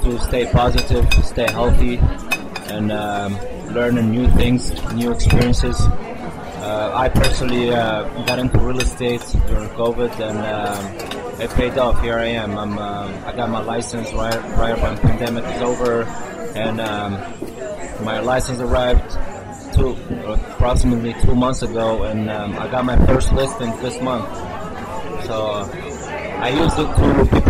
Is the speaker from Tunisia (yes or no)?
yes; Tunisia; moved away as an adult; now in San Francisco, United States; I'm originally from Tunisia, North Africa. I moved to San Francisco 8 years ago